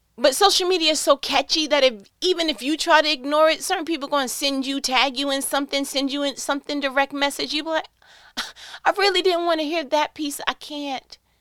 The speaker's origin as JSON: {"language": "English", "region": "New York", "country": "United States", "said": "I'm from New York"}